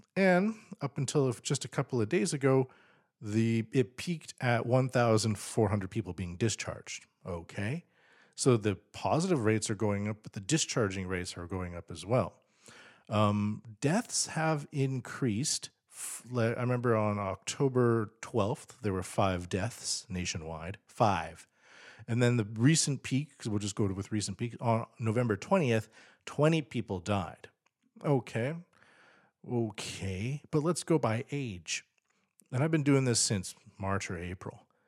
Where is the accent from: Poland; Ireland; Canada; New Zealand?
Canada; now in Tokyo, Japan; as a Canadian